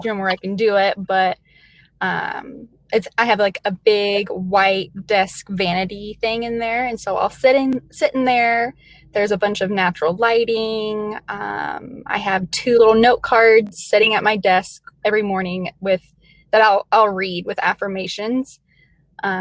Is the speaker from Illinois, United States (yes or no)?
yes; Metropolis, Illinois, United States; also born or lived in Kentucky; now in Iowa, United States; I was born in Kentucky. I was raised in Southern Illinois. It's a really small town. Actually, it's the home of Superman